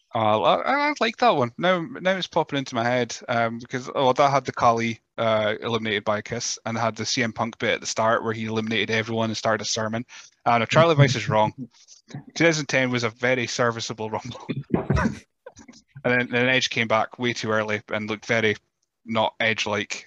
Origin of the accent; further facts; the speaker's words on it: north of Scotland, United Kingdom; accent: Scottish, Teuchter (north of Scotland); with my Scottish accent, I don't know if it's just Chuchterness from the, up the north of Scotland